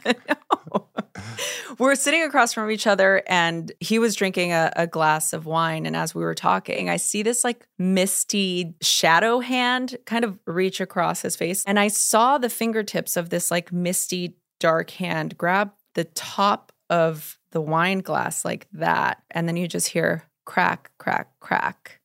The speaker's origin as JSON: {"language": "English", "town": "Los Angeles", "region": "California", "country": "United States", "tie": "born or raised there", "said": "I grew up in East L"}